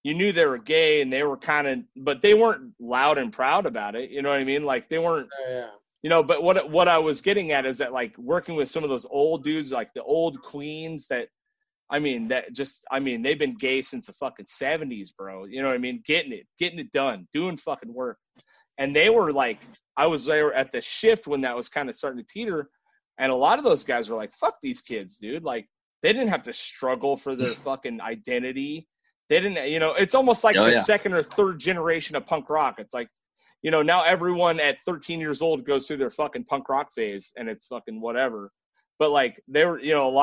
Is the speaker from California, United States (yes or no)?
yes; California, United States; I'm from California.